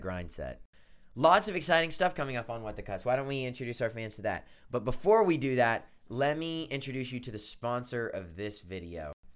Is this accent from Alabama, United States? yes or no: yes; Birmingham, Alabama, United States; moved away as an adult; now in Nashville, United States; I am, uh, from Birmingham, Alabama. That's my hometown.